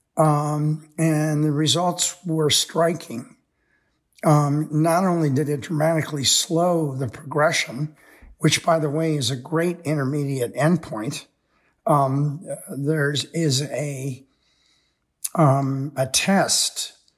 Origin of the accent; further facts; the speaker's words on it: United States; most of us growing up in America